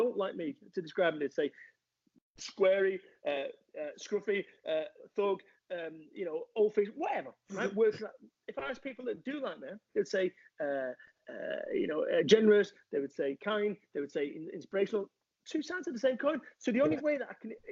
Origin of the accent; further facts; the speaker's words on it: Salford, North West England, United Kingdom; I am from Salford, Manchester